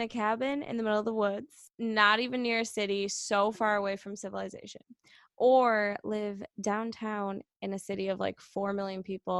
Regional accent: Canada; I'm from Canada

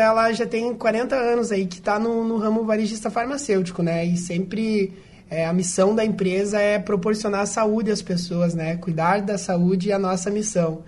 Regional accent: Passo Fundo, Rio Grande do Sul, Brazil; Eu sou de Passo Fundo

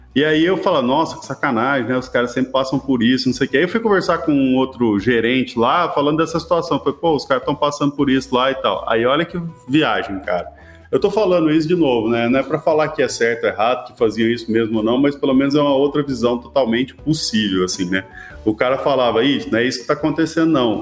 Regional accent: Minas Gerais, Brazil; Eu sou mineiro, tá? Orgulhoso, assim

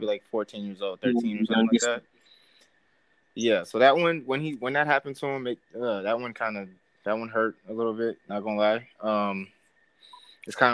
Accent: New York City, New York, United States; as a kid growing up in New York

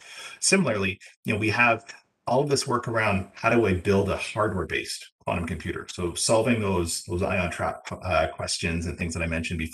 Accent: Ontario, Canada; being from Ontario, where I am

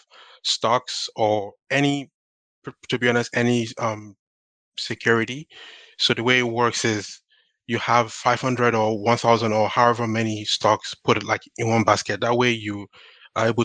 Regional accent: Nigeria; now in Canada; I'm also Nigerian.

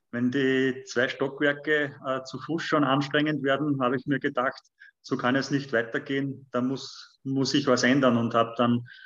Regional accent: Wallsee, Lower Austria, Austria; ich bin in der Mitte von Österreich aufgewachsen, äh, genauer gesagt in Walsee, Niederösterreich. Das ist zwischen Linz und Wien, also 50 Kilometer von Linz entfernt.

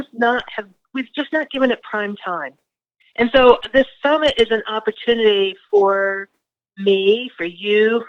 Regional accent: Greenfield, Massachusetts, United States; I grew up in Western Massachusetts, the town of Greenville, county seat.

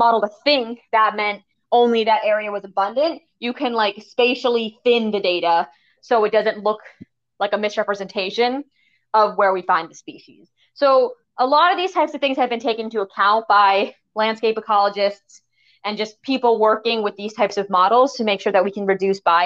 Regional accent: New Hampshire, United States; I'm from New Hampshire. We have bears or moose

